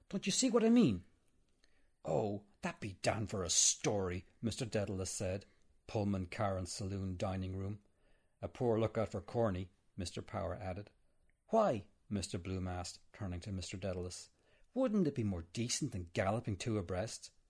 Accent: Arklow, Leinster, Ireland; born or raised there

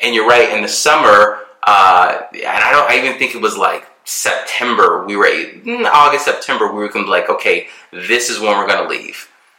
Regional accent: Germany; born there; spent my childhood certain years in Europe when I was born in Germany.

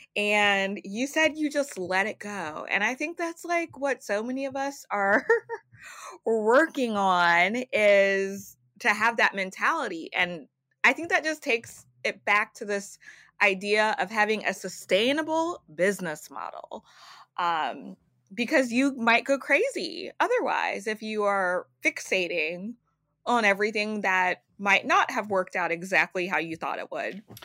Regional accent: Louisiana, United States; now in New York, United States; I am not a native New Yorker. I'm from Louisiana

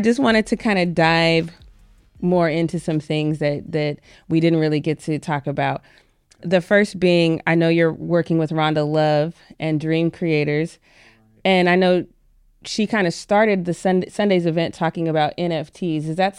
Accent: Denver, Colorado, United States; now in Los Angeles, United States; I remember when I moved to LA from Denver

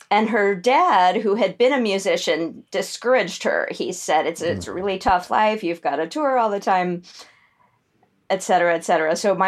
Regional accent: Santa Fe, New Mexico, United States; born there; I'm sort of from a lot of places. I was born in Santa Fe. That's where my mom grew up. But I only lived there as a baby because my parents were in the middle of moving to someplace in New York for a couple of years.

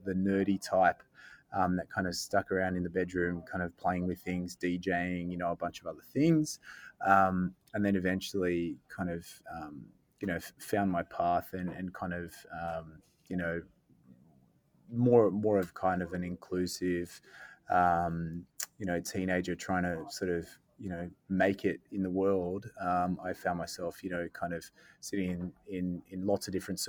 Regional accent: Sydney, New South Wales, Australia; I was born in Sydney, in Sydney South, actually, down in Bexley.

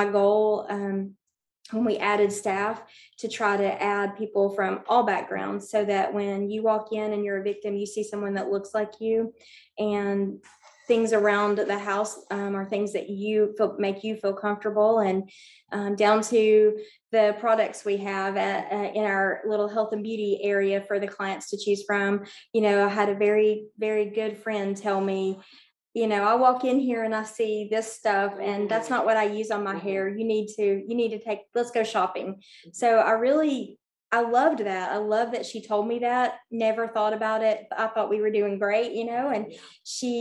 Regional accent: Bristol, Tennessee, United States; moved away as an adult; now in Johnson City, United States; I grew up in Bristol, Tennessee

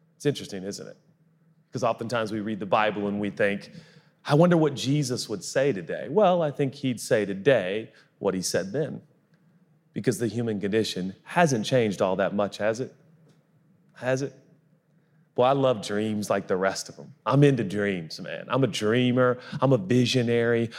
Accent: Texas, United States; I'm from Texas

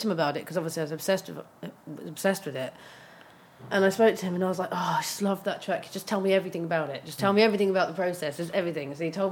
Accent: London, United Kingdom; growing up in Brixton

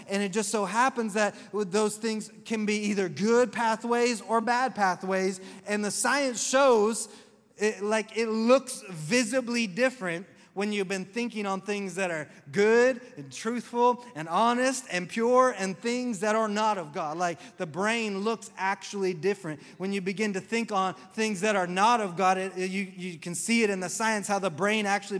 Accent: the South, United States; I'm from the South, and that's just said with all my southernness.

